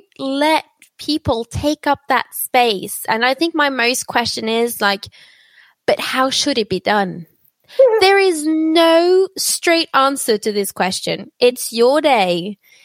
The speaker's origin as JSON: {"language": "English", "region": "Oslo", "country": "Norway", "tie": "born or raised there", "accent": "British", "said": "I'm born and raised in Norway, but my mother's Brazilian and my father was from London"}